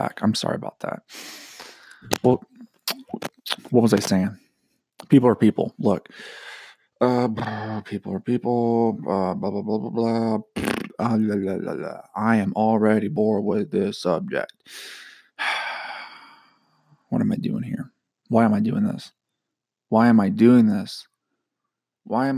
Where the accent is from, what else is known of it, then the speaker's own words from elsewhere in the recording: Georgia, United States; I'm from Georgia